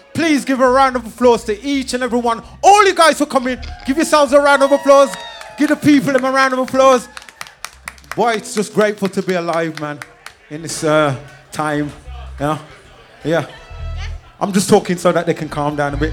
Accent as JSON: {"language": "English", "town": "Birmingham", "region": "West Midlands", "country": "United Kingdom", "said": "We are from Birmingham"}